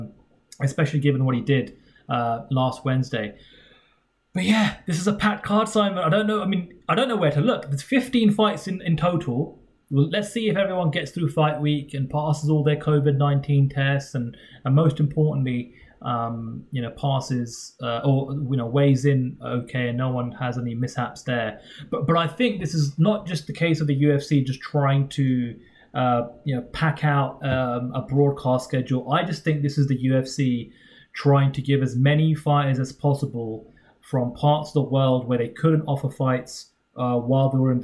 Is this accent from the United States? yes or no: no; United Kingdom; We're both British members of the media